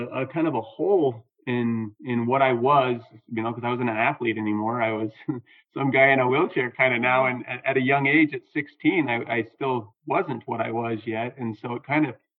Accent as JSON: {"language": "English", "region": "Southern Utah", "country": "United States", "tie": "born or raised there", "said": "I grew up in Southern Utah, and it was just a great place to grow up"}